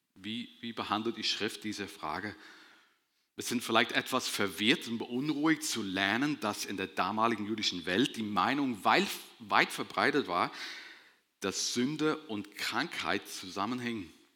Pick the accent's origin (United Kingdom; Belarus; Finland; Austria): United Kingdom; Northern Ireland; moved away as an adult; now in Germany; ich komme aus Nordirland. Ich bin mit 19 Jahren in der Gegend hier hingezogen